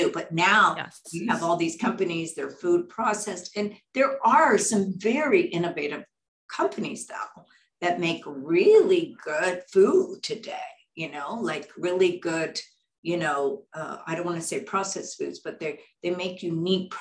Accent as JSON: {"language": "English", "region": "Texas", "country": "United States", "tie": "born or raised there", "said": "I grew up in Texas"}